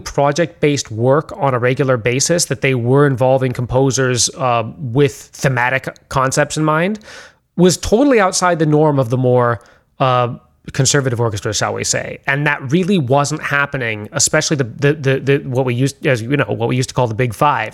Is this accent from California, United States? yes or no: yes; San Francisco, California, United States; I grew up in San Francisco